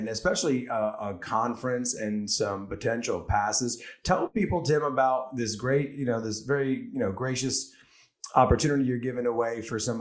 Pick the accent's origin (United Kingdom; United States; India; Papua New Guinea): United States; Port Chester, New York; I grew up in Port Chester, New York, right on the border of Connecticut.